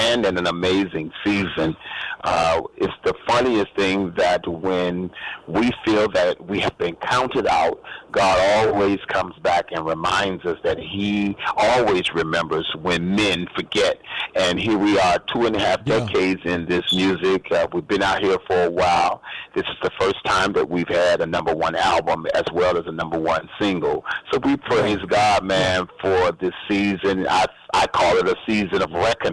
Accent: Chicago, Illinois, United States; now in Washington, D.C., United States; I'm from Chicago and also and live in D.C.

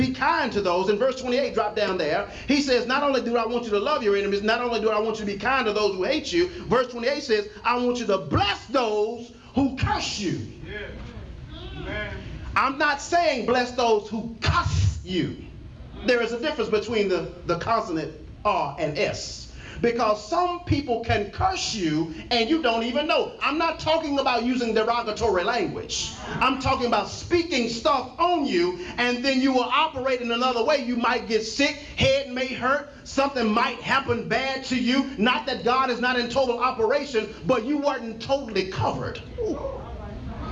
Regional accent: Texas, United States; I'm from Texas

